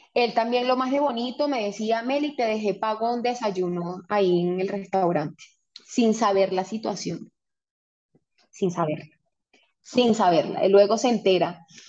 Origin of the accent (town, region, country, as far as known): Venezuela; moved away as an adult; also born or lived in Panama; now in Colombia